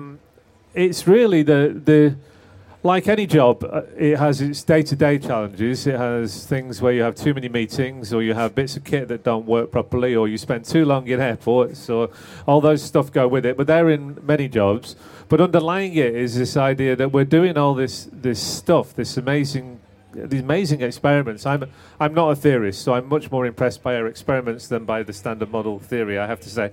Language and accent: English; Manchester, North West England, United Kingdom; when I grew up in Manchester